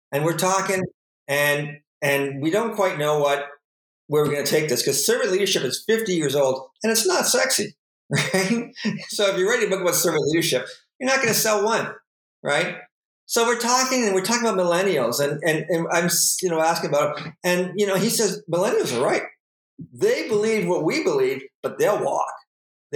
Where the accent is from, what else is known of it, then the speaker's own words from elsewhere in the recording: Sarnia, Ontario, Canada; We grew up in Sarnia, so you know dirt roads weren't more than 10 minutes away